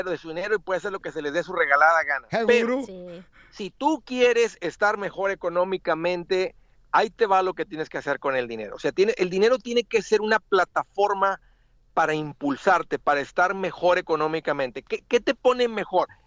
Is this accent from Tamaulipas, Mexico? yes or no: yes; Matamoros, Tamaulipas, Mexico; De Matamoros, Tamaulipas